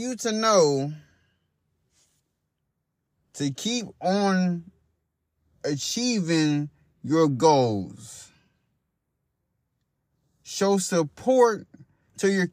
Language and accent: English; Hot Springs, Arkansas, United States; now in Louisville, United States; I moved from Hot Springs, Arkansas. That's my hometown. I live in Louisville, Kentucky